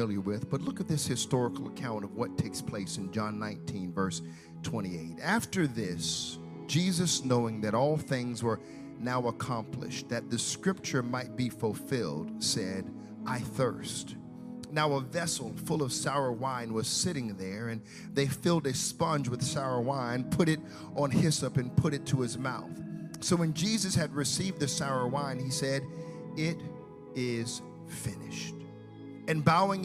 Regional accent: United States; now in Canada; I'm from the States

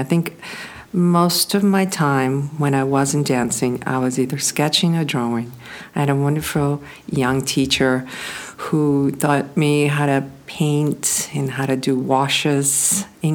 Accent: Kyiv, Ukraine; moved away; I was born in Kyiv, Ukraine

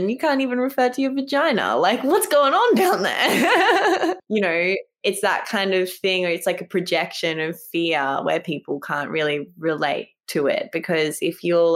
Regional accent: Fiji; now in Mullumbimby, Australia; I was raised in Fiji.

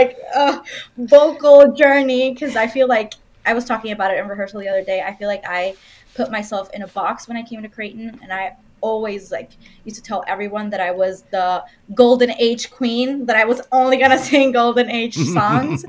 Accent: Dominican Republic; moved away as an adult; now in United States; I'm from the Dominican Republic

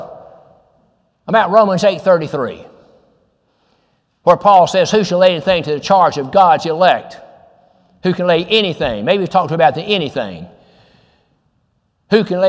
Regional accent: Goodlettsville, Tennessee, United States; I'm from Goodlettsville

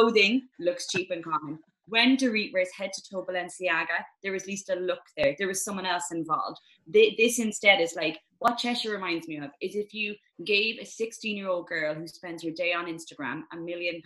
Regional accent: Ireland; moved away as an adult; now in London, United Kingdom; as an Irish woman, right, who, when I first moved out of Ireland

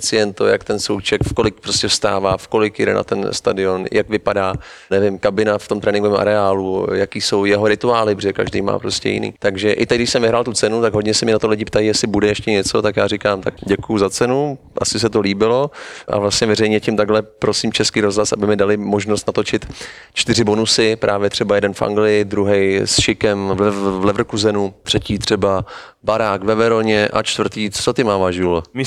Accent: Prague, Czechia; já jsem Pražák, tak musím říct, že na té Moravě jsem se cítil mnohem líp

